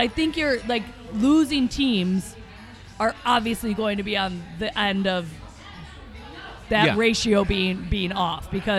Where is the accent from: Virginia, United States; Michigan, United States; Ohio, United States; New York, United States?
Michigan, United States; Grand Haven; now in Chicago, United States; it's from my hometown. It's from Grand Haven, Michigan.